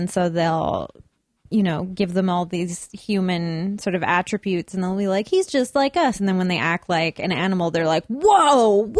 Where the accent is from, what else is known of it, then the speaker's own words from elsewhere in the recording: Burnaby, British Columbia, Canada; I'm from Burnaby.